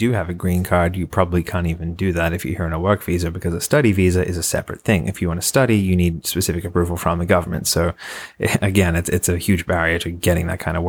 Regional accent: Australia; Conveniently, I'm also from Australia.

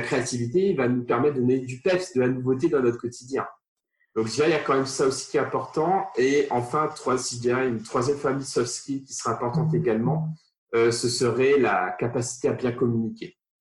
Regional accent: Réunion; moved away; je viens de, de l'île de la Réunion, la plus petite commune de l'île de la Réunion

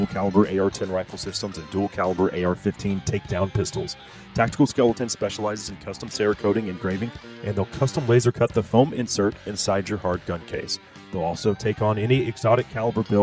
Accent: Texas, United States; as a Texan

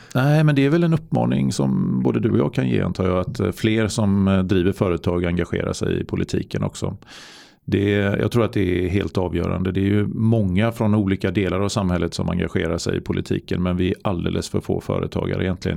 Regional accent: Varberg, Halland County, Sweden; Jag var ju kommunstyrelsens ordförande mm. i min hemort i Varberg

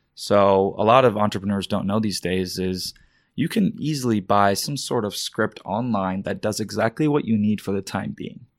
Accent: Dallas, Texas, United States; also born or lived in Karachi, Pakistan / Virginia / Florida / Carrollton, Texas; moved from Virginia for a year, Florida for a year, settled in Dallas, Texas

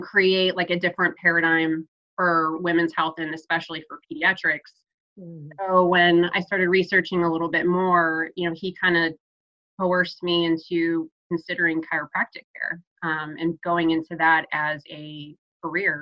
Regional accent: Chicago, Illinois, United States; also born or lived in Florida / Orlando, Florida; now in Nashville, United States; I'm originally from Chicago and lived in Florida

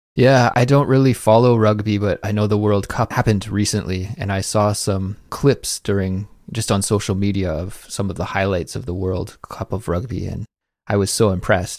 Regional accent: Canada; now in South Korea; as a Canadian guy living in Korea

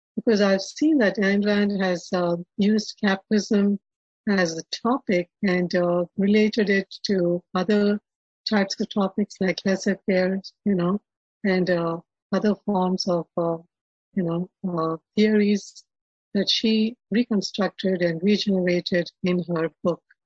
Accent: Hyderabad, Telangana, India; now in Atlanta, United States; I was born and brought up in India, uh, in a in a Brahmin family

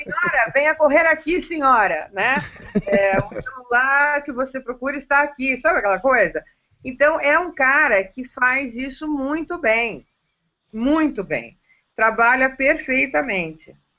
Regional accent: interior of São Paulo, Brazil; Eu sou interiorana, eu amo o interior de São Paulo, eu amo o meu estado

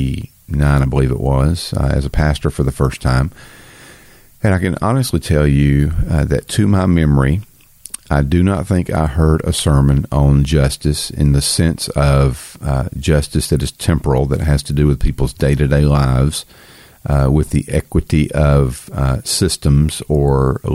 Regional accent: the South, United States; I'm from the South.

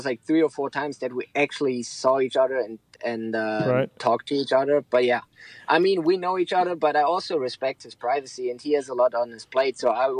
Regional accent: eastern Germany, between Leipzig and Dresden, Saxony, Germany; I'm from the east, like basically in between Leipzig and Dresden

